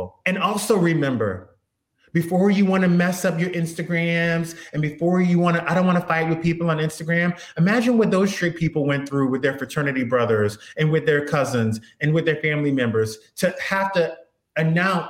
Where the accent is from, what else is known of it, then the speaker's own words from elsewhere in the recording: South Louisiana, United States; also born or lived in Beverly Hills, California; now in Los Angeles, United States; I live in California, but I grew up in South Louisiana